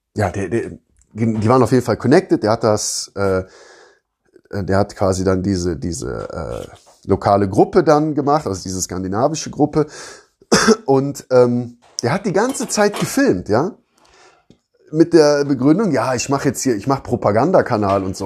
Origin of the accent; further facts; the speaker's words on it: Rhineland, Germany; now in Southern Germany, Germany; da, wo ich aus dem Rheinland, also da, wo ich herkomme, also im Rheinland